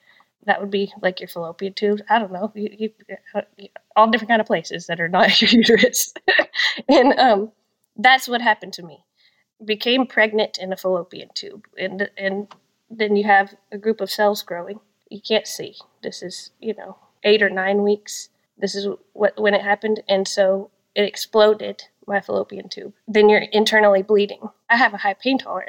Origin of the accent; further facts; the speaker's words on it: Texas, United States; I'm from Texas